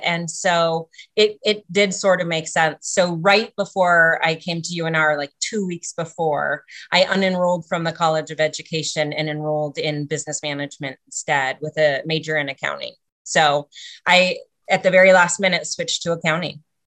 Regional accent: Sitka, Alaska, United States; moved away as an adult; also born or lived in Ketchikan, Alaska; now in Reno, United States; my family moved to Sitka, Alaska, which is where I was raised my whole life

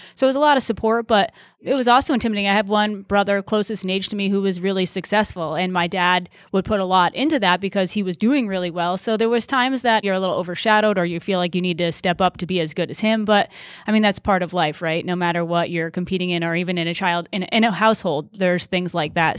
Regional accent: Wilbraham, Massachusetts, United States; moved away as an adult; also born or lived in North Carolina; I grew up in Wilbraham, Massachusetts, which is a small town out s, in, in Western Mass.

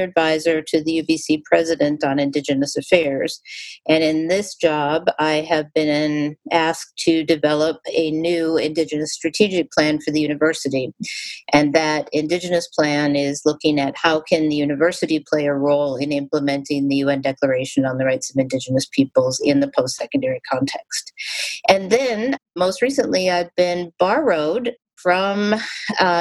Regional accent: Minneapolis, Minnesota, United States; moved away as an adult; also born or lived in Michigan; now in Vancouver, Canada; I grew up in the city of Minneapolis primarily

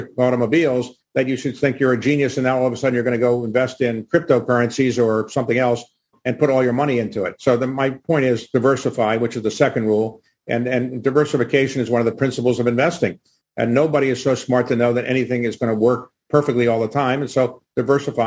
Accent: Baltimore, Maryland, United States; my hometown of Baltimore

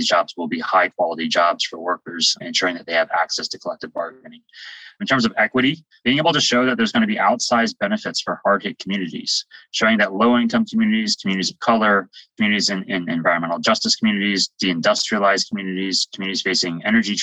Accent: West Virginia, United States; I'm from West Virginia

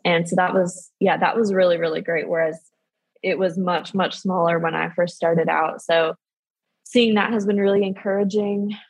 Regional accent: San Diego, California, United States; I'm from San Diego, so I participated in um, what was at the time JAWS Sports Camp

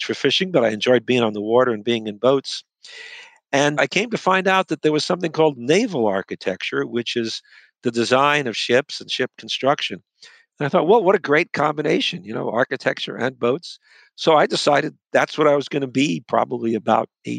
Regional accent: New York City, New York, United States; moved away as an adult; also born or lived in Ann Arbor, Michigan; now in Washington, D.C., United States; I was born and grew up in New York City

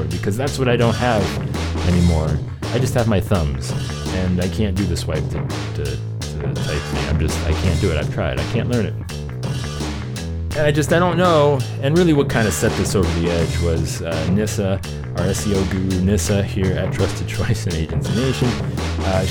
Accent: Cleveland, Ohio, United States; Cleveland, Ohio, June 24th, 25th, 26th. Come see me, my hometown

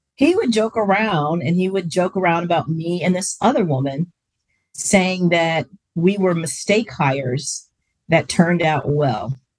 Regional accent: Springfield, Ohio, United States; moved away; I'm from Springfield

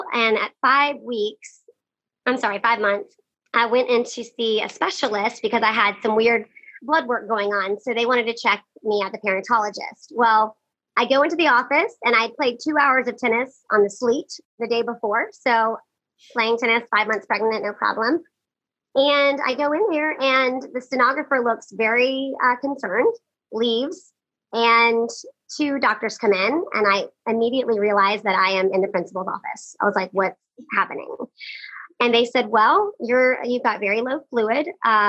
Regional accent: Atlanta, Georgia, United States; also born or lived in Los Angeles, California / North Carolina; I am from Atlanta, Georgia. I grew up in Atlanta, and that's actually where I met Sarah Beth.

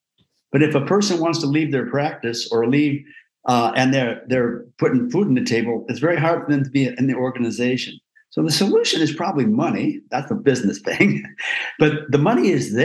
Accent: Iowa, United States; I grew up in Iowa

